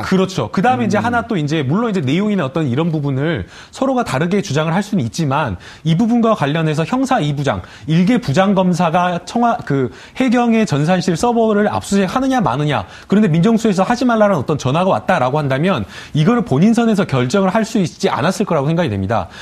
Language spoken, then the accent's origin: Korean; Gwangju, South Korea; 제가 이제 광주 출신이고 광주 법조계를 좀 알기 때문에